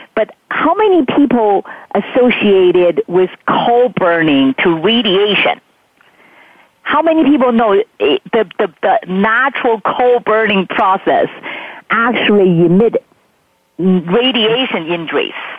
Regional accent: Beijing, China; moved away; I grew up in Beijing

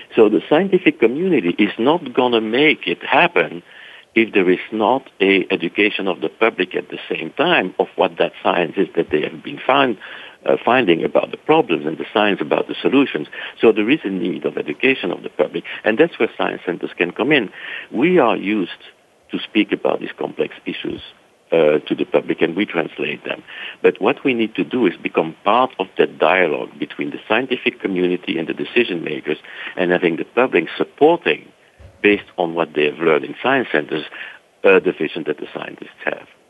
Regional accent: Brussels, Brussels-Capital Region, Belgium; moved away; my accent is not really from Texas, so I'm originally from Brussels, Belgium.

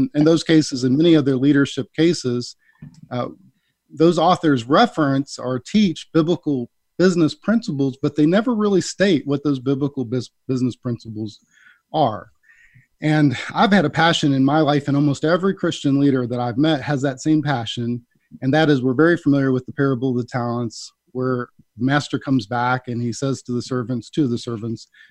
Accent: Midwest, United States; I grew up in the Midwest

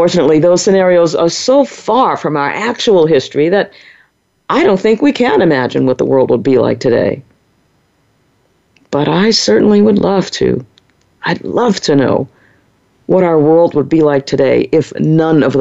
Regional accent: New Orleans, Louisiana, United States; growing up in the 1950s and 60s in New Orleans, Louisiana, my hometown

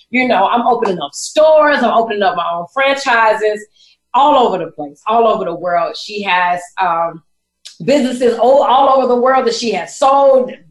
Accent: Chicago, Illinois, United States; I am from Chicago. We're both from Chicago.

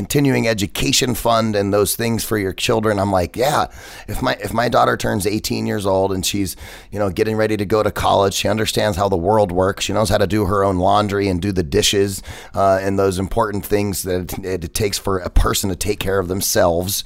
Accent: United States; I'm American

